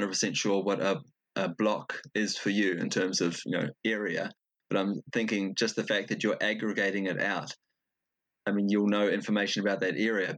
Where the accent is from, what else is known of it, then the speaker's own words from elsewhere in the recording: New Zealand; now in Denmark; I come from New Zealand, but I live in Denmark